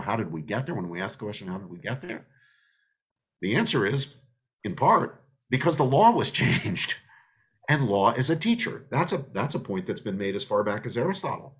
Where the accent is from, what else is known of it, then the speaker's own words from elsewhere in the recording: United States; us as American citizens